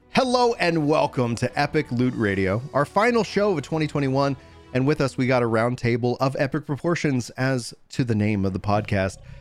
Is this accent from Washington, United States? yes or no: no; East Texas, United States; growing up in East Texas